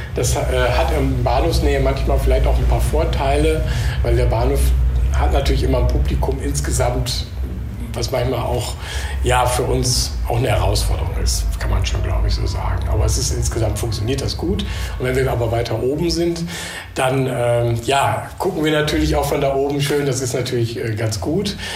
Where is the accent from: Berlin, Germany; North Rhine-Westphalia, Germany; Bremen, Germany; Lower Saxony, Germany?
North Rhine-Westphalia, Germany; Münster; moved away as an adult; now in Düsseldorf, Germany; ich bin äh, Westfale eigentlich, Westfale im Exil sozusagen